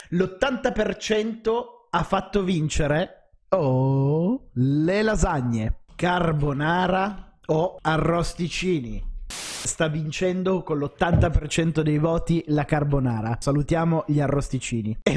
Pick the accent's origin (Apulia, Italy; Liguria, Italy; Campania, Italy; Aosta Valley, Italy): Apulia, Italy; io sono pugliese, a me piacciono più i panzerotti degli arancini